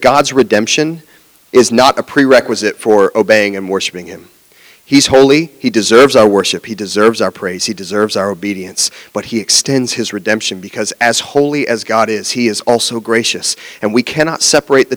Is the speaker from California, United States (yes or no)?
no; Jacksonville, Florida, United States; also born or lived in West Palm Beach, Florida; I grew up in Jacksonville and I was going to school in West Palm Beach